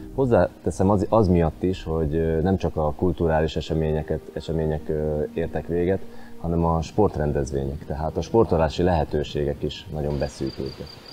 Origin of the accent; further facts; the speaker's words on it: Slovakia; itt születtem és itt élek